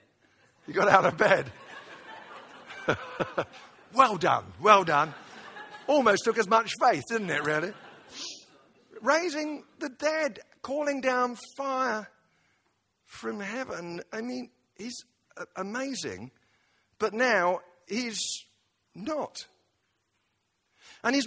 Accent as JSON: {"language": "English", "country": "United Kingdom", "said": "I say this as a Brit"}